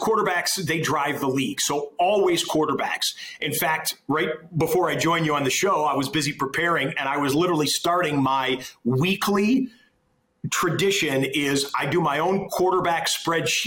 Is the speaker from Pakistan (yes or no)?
no; Detroit, Michigan, United States; moved away as an adult; also born or lived in Syracuse, New York; I grew up in suburban Detroit